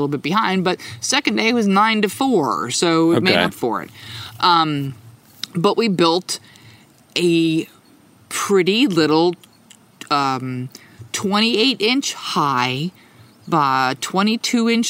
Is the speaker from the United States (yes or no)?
yes; New Jersey, United States; the town that I grew up in New Jersey